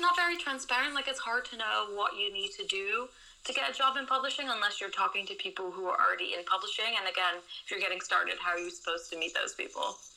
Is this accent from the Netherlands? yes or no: yes; Netherlands; moved away as an adult; now in London, United Kingdom; I'm originally from the Netherlands, but seven years ago I moved to London